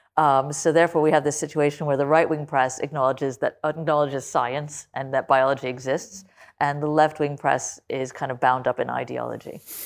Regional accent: United States; I say this as an American

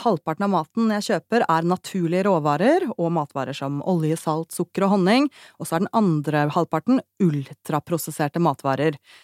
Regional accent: Oslo, Norway; da jeg vokste opp i Oslo

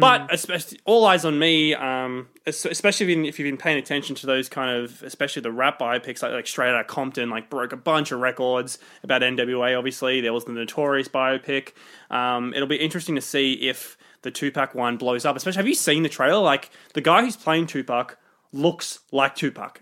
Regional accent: Sydney, New South Wales, Australia; we're from Sydney

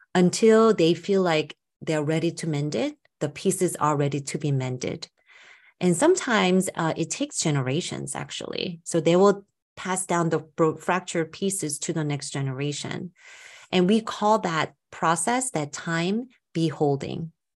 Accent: United States; I'm Korean American myself

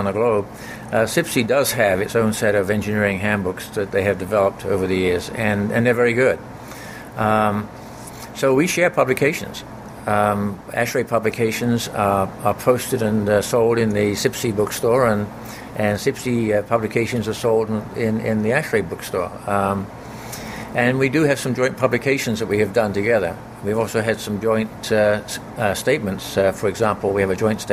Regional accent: London, United Kingdom; moved away as an adult; now in Canada; I became a member of CIBC as I grew up and worked in London, and so carried that membership across when I came into Canada

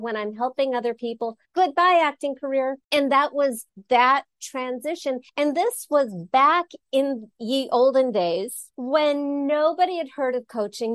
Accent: Los Angeles, California, United States; I grew up in Los Angeles, ran away to college, got a degree in religion back east, came back

